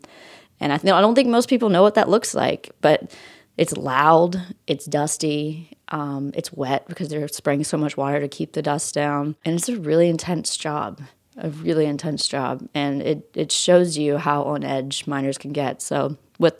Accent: West Virginia, United States; now in Knoxville, United States; I grew up in West Virginia. I live in Knoxville, Tennessee right now

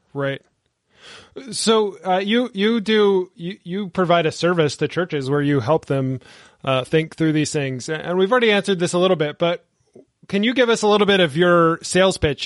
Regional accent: the American South, United States; I'm from the American South where churches are just on every corner

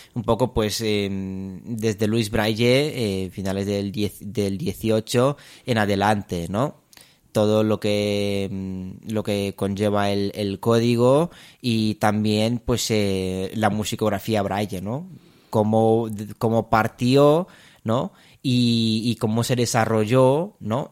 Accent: Romania; also born or lived in Madrid, Spain; now in Spain; soy, soy de Rumanía. Em, me vine ya hace, hace muchos años a España

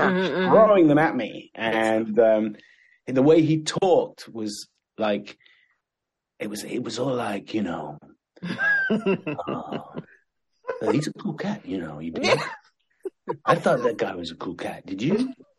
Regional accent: Sudan; born there; I was born in Sudan in Africa.

